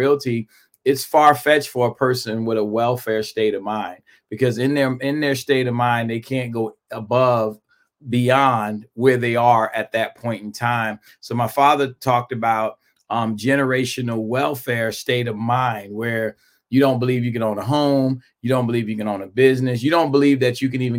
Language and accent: English; New York City, New York, United States; moved away; I grew up in Brooklyn, New York